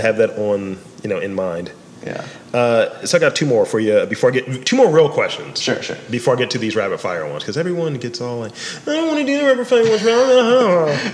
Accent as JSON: {"language": "English", "town": "Baltimore", "region": "Maryland", "country": "United States", "tie": "born or raised there", "said": "a native Baltimorean"}